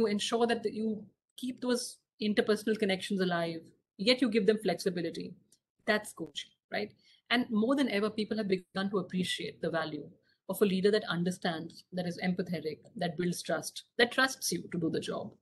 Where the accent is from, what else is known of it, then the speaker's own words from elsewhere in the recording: Singapore; my hometown, is actually Singapore